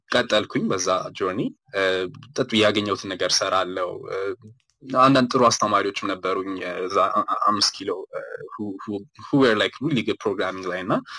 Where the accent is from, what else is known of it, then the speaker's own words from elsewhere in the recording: Ethiopia; ኢትዮጵያ ውስጥ ነው ተወልጅ ያደግኩት uh, አዲስ አበባ ሃይ uh, ስኩል ኢትዮ ፓረንትስ uh, ነበር የተማርኩት